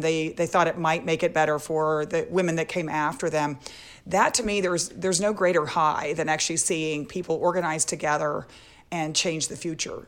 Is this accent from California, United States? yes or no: no; Texas, United States; I grew up in Texas